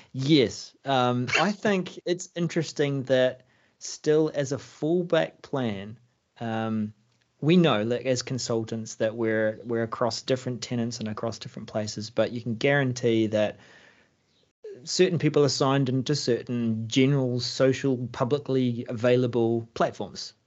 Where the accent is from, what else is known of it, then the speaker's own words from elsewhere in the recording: New Zealand; I'm a Kiwi